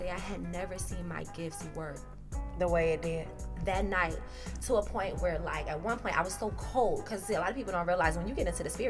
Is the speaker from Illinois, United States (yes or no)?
no; South Carolina, United States; You know, I'm from South Carolina.